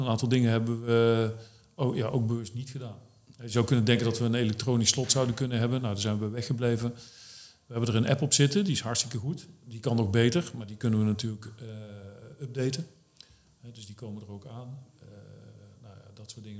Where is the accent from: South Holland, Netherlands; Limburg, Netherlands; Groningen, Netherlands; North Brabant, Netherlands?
North Brabant, Netherlands; moved away as an adult; also born or lived in Arnhem; now in Doetinchem, Netherlands; ik kom oorspronkelijk uit Brabant. Ja. Tot eh, bijna 30 gewoond. En toen ben ik hier naartoe verhuisd. Ook in Doetinchem